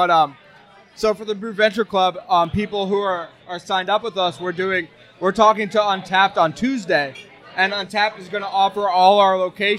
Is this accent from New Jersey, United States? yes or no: yes; New Jersey, United States; I'm from New Jersey.